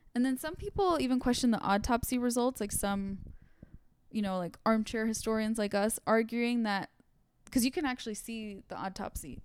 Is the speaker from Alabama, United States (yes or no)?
no; Santa Monica, California, United States; I grew up in Santa Monica